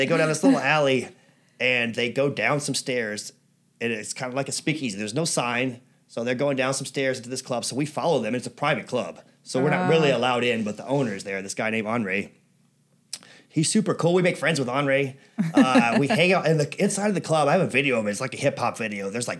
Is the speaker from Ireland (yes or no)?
yes; Ireland; I didn't realize, you know, because, well, I'm Irish for one thing.